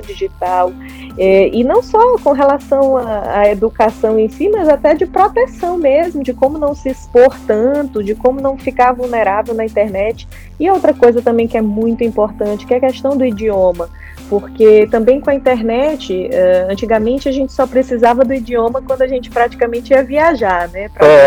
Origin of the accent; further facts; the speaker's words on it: São Luís, Maranhão, Brazil; moved away as an adult; also born or lived in Florianópolis / Lisbon; saí de São Luís para estudar em Florianópolis por causa de uma universidade